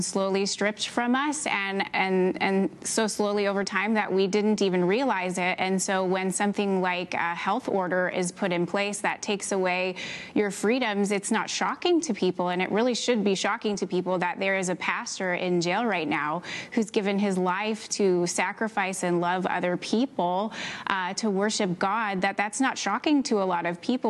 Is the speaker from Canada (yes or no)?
yes; Canada; I am Canadian